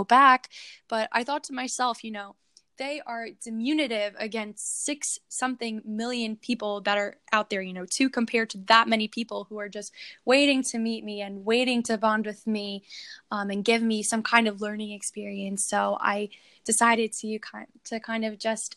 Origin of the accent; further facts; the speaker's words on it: United States; being an American coming to Bosnia